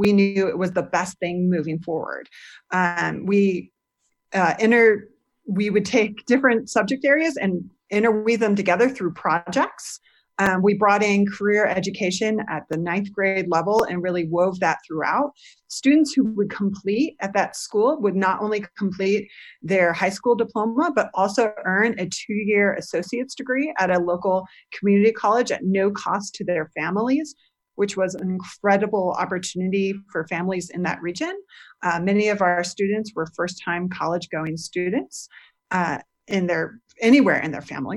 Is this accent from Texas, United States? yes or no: no; St. Louis, Missouri, United States; I grew up in the suburbs of St. Louis